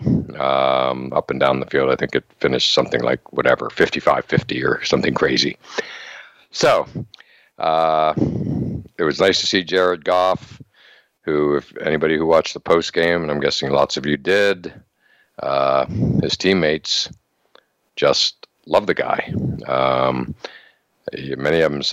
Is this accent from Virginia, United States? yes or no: no; Altoona, Pennsylvania, United States; my hometown of Altoona, Pennsylvania